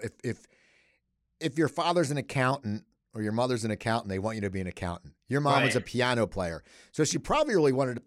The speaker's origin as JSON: {"language": "English", "town": "Cherry Hill", "region": "New Jersey", "country": "United States", "also_born_or_lived": "Los Angeles", "moved": "as an adult", "said": "we're both from Cherry Hill"}